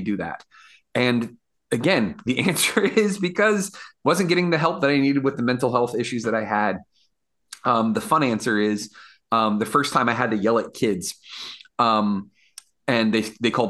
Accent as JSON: {"language": "English", "town": "Woodbridge", "region": "Virginia", "country": "United States", "tie": "born or raised there", "lives_now": "Fredericksburg, United States", "said": "living here and living in Fredericksburg and growing up in Woodbridge is a weird town"}